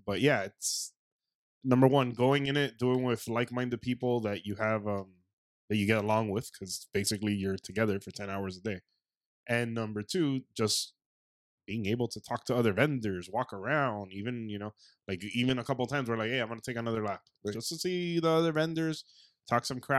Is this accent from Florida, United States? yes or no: yes; South Florida, United States; we're from South Florida